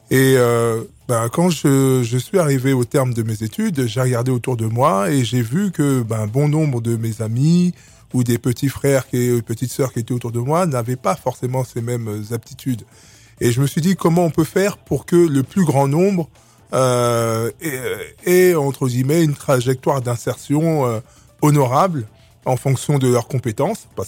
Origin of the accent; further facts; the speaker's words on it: Republic of the Congo; also born or lived in Clichy-sous-Bois; now in France; Et euh, donc moi je suis arrivé en France dans les années 70. {S2} Mm. {S1} Et euh, donc avec, je viens du Congo Brazza et avec des parents qui nous ont